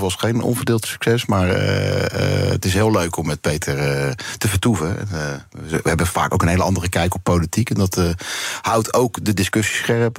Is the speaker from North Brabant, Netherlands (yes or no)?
no; The Hague, South Holland, Netherlands; ik kom uiteindelijk uit de Scheveningen